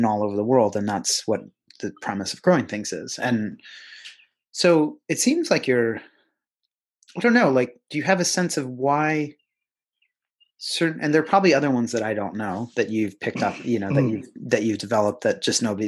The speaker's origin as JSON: {"language": "English", "region": "Pennsylvania", "country": "United States", "tie": "born or raised there", "said": "where I grew up in Pennsylvania"}